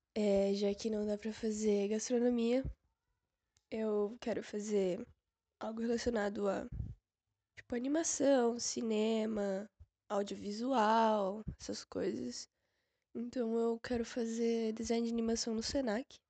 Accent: São Paulo, Brazil; eu moro em São Paulo, que é onde eu nasci

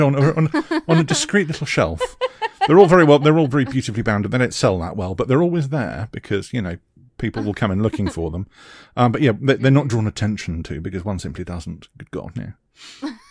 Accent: United Kingdom; accent: British; being a Brit

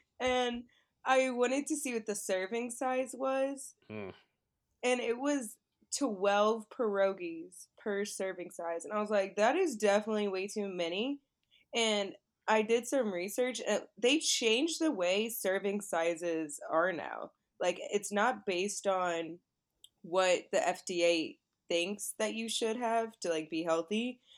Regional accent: Florida, United States; Black guy I'm from Florida.

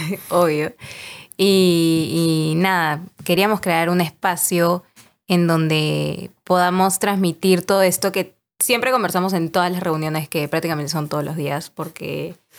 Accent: Peru; Somos peruanos

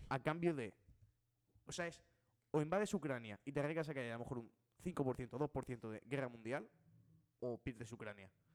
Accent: Spain; soy español

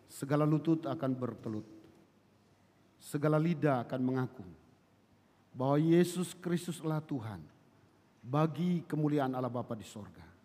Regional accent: Kupang, East Nusa Tenggara, Indonesia; now in Bekasi, Indonesia; saya berasal dari Kupang, tapi saat ini saya melayani di di Bekasi, di Cibubur.

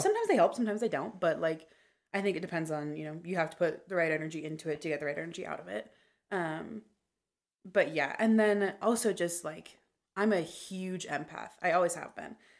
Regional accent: Meridian, Idaho, United States; also born or lived in Boise; I was in the same ward um, or, like, area from the time I was six until I was twelve

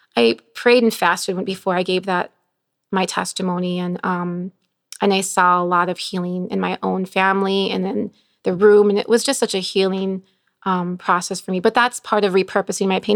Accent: Bolingbrook, Illinois, United States; also born or lived in Chicago; I grew up in Bowling, well, Chicago, then Bolingbrook

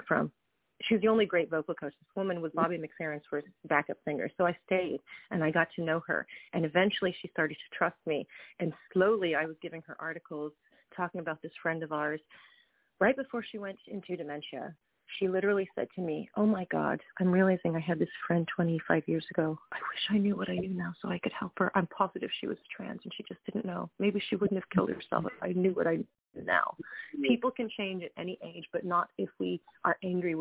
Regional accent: Tennessee, United States; now in New York, United States; Growing up in Tennessee, I grew up around people who were very different than me

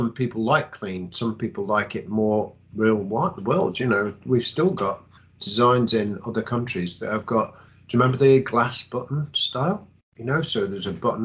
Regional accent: England, United Kingdom; we're English

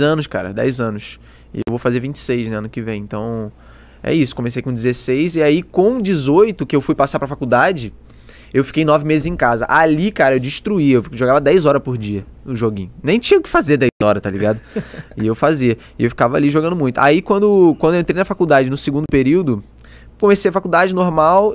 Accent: Petrópolis, Rio de Janeiro, Brazil; accent: carioca; moved away as an adult; eu comecei tudo lá em Petrópolis, na casa dos meus pais, é, onde eu morei até ano começo do ano passado

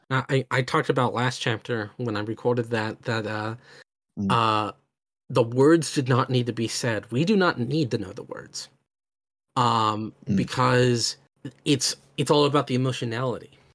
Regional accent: United States; I come from America, which is a very deeply divided country

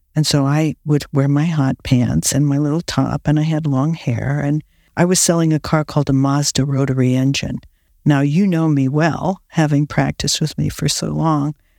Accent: Akron, Ohio, United States; now in California, United States; I was born in Akron, Ohio, rubber capital of the world

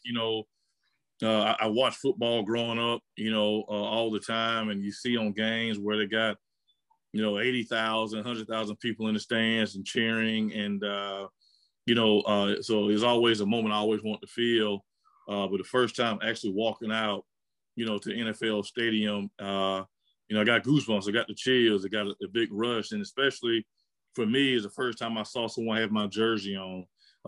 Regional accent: Pensacola, Florida, United States; I had a great experience growing up in Pensacola

